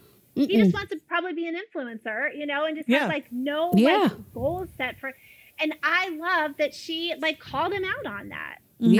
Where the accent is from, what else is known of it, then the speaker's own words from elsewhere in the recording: Florida, United States; I'm from Florida.